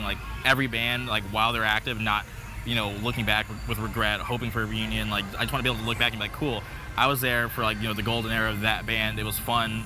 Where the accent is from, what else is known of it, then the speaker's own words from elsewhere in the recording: Palm Springs, California, United States; now in Orange County, United States; growing up in Palm Springs